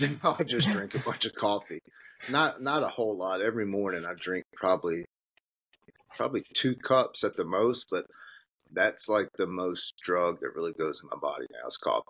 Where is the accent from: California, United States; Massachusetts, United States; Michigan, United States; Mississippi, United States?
Mississippi, United States; Batesville; also born or lived in Memphis / Texas / Las Vegas; I'm from Batesville. Well, I say I'm from Batesville. I was raised in Batesville. I was born in Memphis